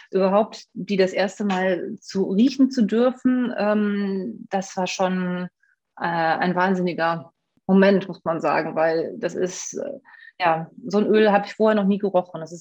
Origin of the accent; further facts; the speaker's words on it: Rhineland, Germany; born there; now in Essen, Germany; Ich lebe jetzt seit 20 Jahren in Essen, bin äh, gebürtiges Rheinlandpflänzchen.